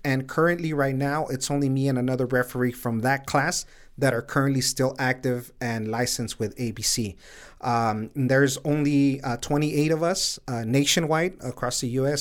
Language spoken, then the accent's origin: English; Sunland Park, New Mexico, United States; also born or lived in El Paso, Texas; I was born here in El Paso, and I grew up in Sunland Park, where I currently live right now.